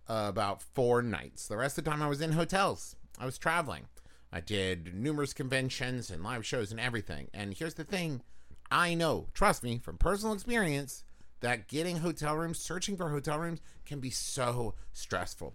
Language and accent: English; Huntington, West Virginia, United States; moved away; also born or lived in Los Angeles; Growing up in West Virginia